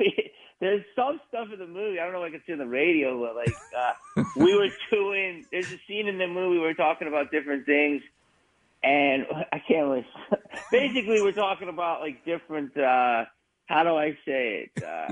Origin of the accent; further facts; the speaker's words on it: Delco, Pennsylvania, United States; moved away as an adult; I think Delco, I used to grow up thinking it was normal. And then I was like, damn, man, I grew up on Mars.